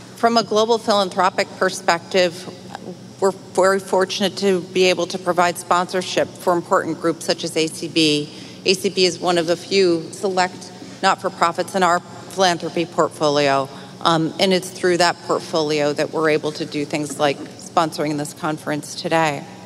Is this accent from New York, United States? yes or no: yes; Utica, New York, United States; now in New York City, United States; I grew up outside of Utica